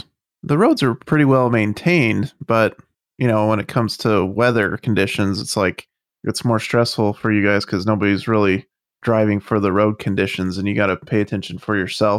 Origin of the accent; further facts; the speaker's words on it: Utah, United States; moved away; I was born in Utah.